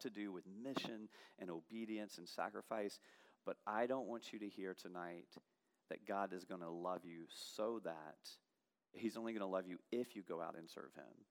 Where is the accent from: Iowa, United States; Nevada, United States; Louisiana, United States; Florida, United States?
Louisiana, United States; Baton Rouge; I'm from Baton Rouge